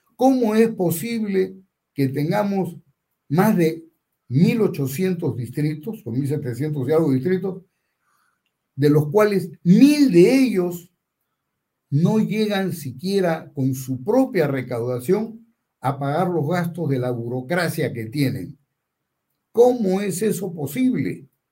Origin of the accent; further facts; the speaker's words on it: Peru; somos tan peruanos